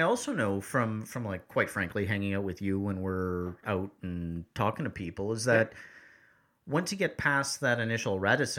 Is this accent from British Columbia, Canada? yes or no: yes; Vancouver, British Columbia, Canada; My hometown.